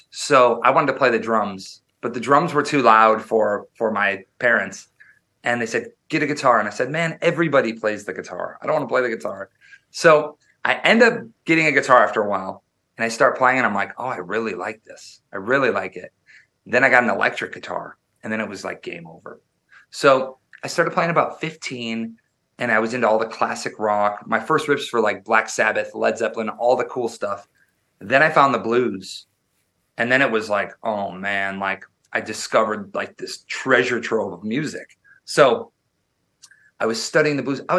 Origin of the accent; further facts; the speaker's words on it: Wisconsin, United States; I was born and raised in Wisconsin, which is the midwest they call it up near near canada and i grew up very very rural i grew up um in like farmland